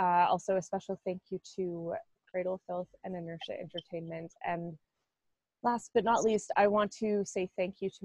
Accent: Oshawa, Ontario, Canada; I'm … from Oshawa

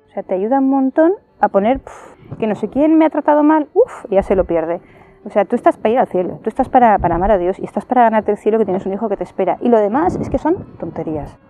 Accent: Valencia, Valencian Community, Spain; soy de Valencia, tengo 42 años

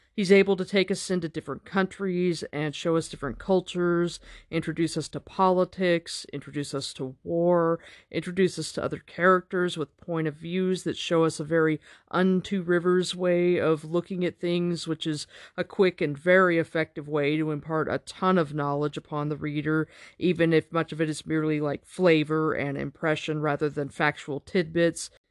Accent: United States

